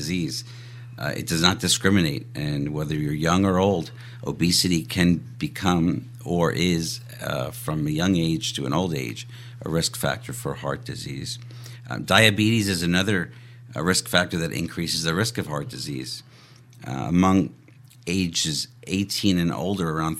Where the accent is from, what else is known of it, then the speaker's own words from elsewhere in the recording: New York City, New York, United States; moved away as an adult; also born or lived in Baltimore, Maryland / Jacksonville, Florida; now in Eastern North Carolina, United States; I'm originally from Brooklyn, New York